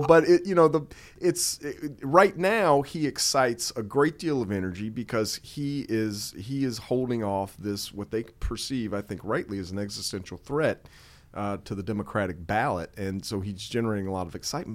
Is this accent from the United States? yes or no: yes; North Carolina, United States; my home state